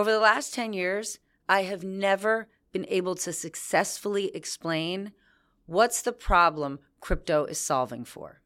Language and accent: English; New Jersey, United States; I was from New Jersey.